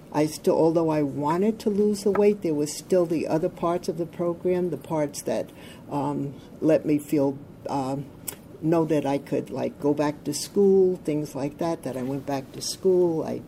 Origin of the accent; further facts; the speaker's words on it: New York, United States; I'm from Orange County, New York. I have been in OA now for 41 years.